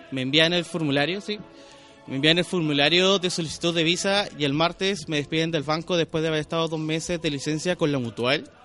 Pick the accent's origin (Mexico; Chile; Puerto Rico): Chile; es un tema de, del acento, pero soy chileno en realidad. Entonces, Pero un tema de cuando chico me acostumbré a modular mucho, a ser más pausado